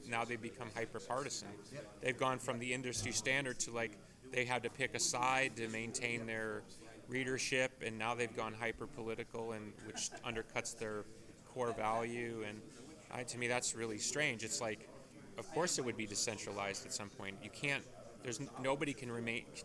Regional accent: Chicago, Illinois, United States; I grew up in the Chicago version

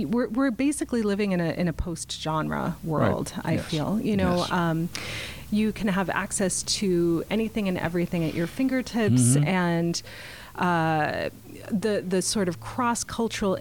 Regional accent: Boston, Massachusetts, United States; now in Portland, United States; I grew up in the Boston area

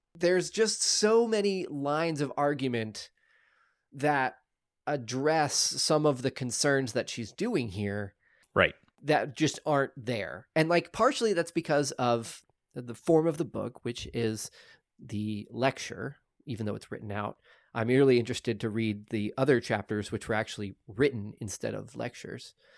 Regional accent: Oklahoma, United States; I'm from Oklahoma.

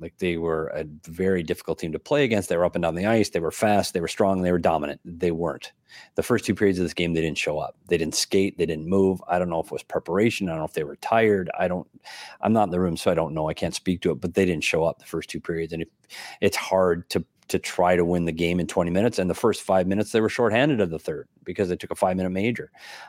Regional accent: United States; As an American, I'm frustrated.

